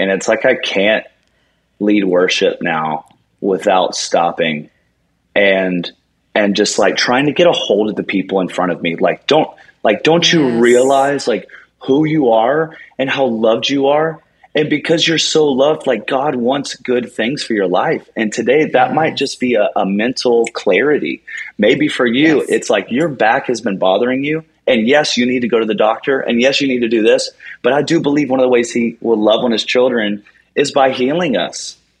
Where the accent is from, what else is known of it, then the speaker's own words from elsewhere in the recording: Charleston, United States; that's my hometown